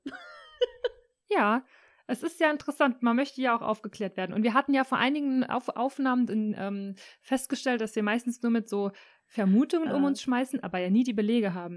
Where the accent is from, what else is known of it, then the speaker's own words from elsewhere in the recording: Rhineland-Palatinate, Germany; ich als Pfälzerin